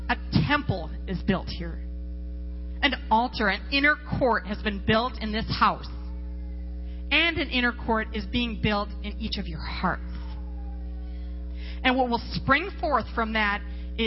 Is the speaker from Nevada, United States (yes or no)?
yes; Las Vegas, Nevada, United States; I come from Las Vegas.